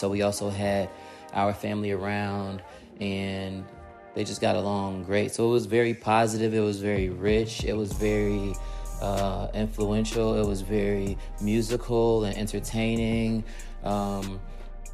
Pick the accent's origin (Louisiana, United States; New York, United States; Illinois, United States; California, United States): Illinois, United States; Chicago; I grew up near Austin, Belmont Cragen, also like Division of Pulaski, North Avenue of Pulaski. So west side of Chicago